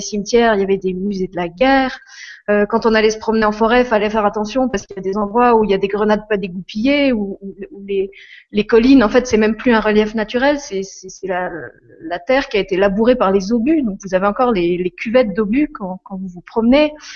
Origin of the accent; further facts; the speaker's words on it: Moselle, Lorraine, Grand Est, France; je suis je suis Lorraine, j'ai grandi en Moselle